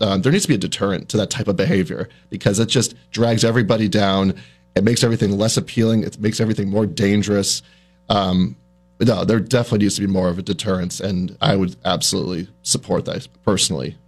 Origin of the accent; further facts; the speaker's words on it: New Hampshire, United States; moved away as an adult; also born or lived in Syracuse, New York; now in South Burlington, United States; I grew up in New Hampshire, about two hours away from here